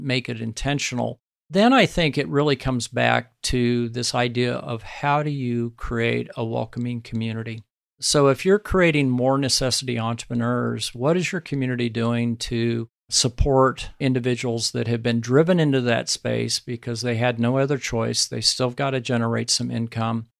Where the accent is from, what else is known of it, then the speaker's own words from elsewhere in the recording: Sand Hills, central Nebraska, United States; my home country and the ranching country of central Nebraska called the Sand Hills